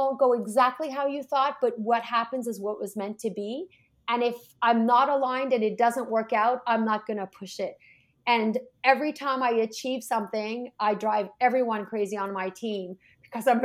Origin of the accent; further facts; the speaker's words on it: Canada; we're Canadian